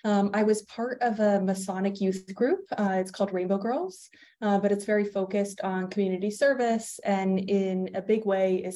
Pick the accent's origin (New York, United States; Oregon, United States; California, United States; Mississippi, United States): California, United States; East Bay, Bay Area; also born or lived in Massachusetts / Georgia; now in Seattle, United States; I grew up in the Bay Area, in the East Bay.